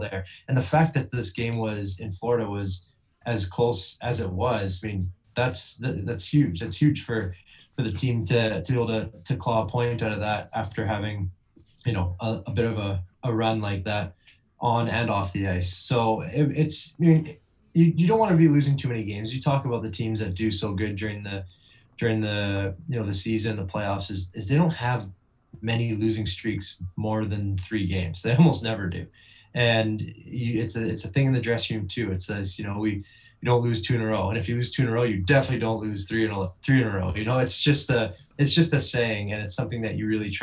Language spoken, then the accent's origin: English; Vancouver, British Columbia, Canada; Vancouver, my hometown